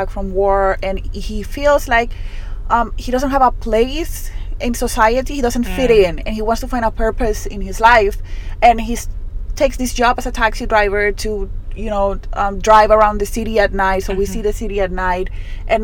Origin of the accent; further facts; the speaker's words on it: Utuado, Puerto Rico; first language Spanish; English is a second language; I'm from Utuado, which is a town in the mountainside of Puerto Rico